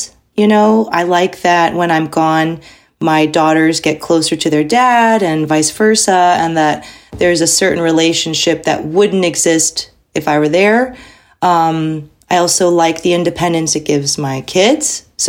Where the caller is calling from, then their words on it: Texas, United States; I'm from home in Texas, near Houston.